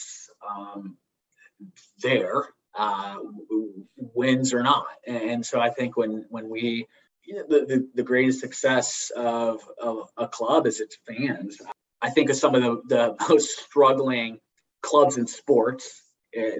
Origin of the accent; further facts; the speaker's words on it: Italy; now in Charlotte, United States; where I grew up in Italy